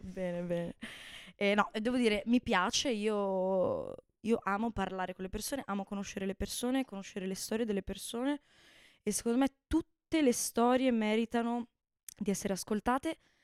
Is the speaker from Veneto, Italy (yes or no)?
yes; Bassano del Grappa, Veneto, Italy; moved away as an adult; now in Florence, Italy; Sono veneta, sono di Bassano del Grappa